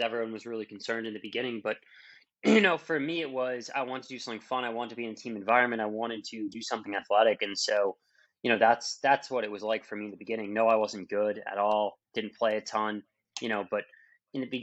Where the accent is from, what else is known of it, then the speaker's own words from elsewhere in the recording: Massachusetts outside of Boston, United States; born in Massachusetts outside of Boston. You know, normal childhood.